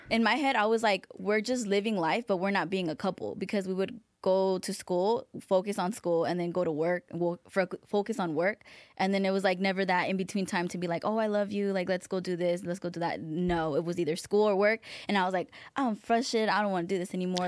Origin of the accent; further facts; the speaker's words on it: Palmdale, California, United States; also born or lived in Van Nuys, Los Angeles; we're from Van Nuys. We moved from Van Nuys to Palmdale